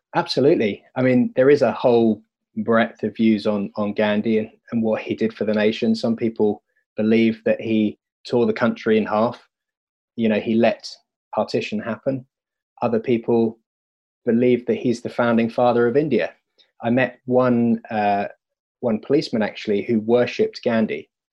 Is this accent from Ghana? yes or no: no; United Kingdom; me being a British white male